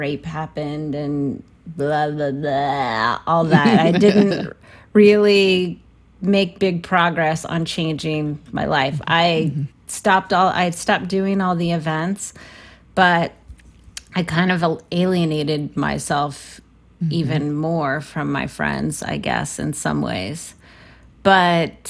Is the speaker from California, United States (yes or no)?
yes; San Francisco, California, United States; I'm from San Francisco